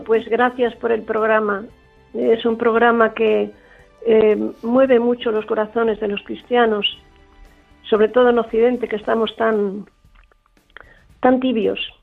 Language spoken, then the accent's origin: Spanish; Málaga, Andalusia, Spain; yo soy malagueña